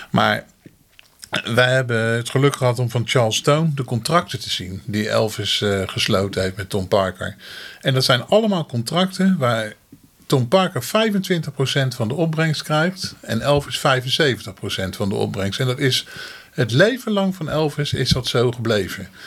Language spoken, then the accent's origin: Dutch; Netherlands